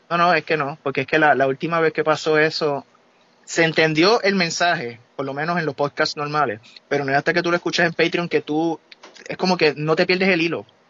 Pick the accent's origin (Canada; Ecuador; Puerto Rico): Puerto Rico; moved away; nosotros somos de Puerto Rico